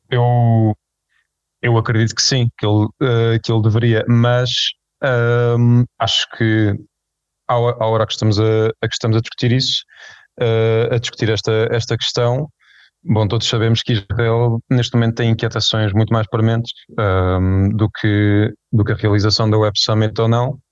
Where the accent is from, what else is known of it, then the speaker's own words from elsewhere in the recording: Portugal; enquanto, enquanto portugueses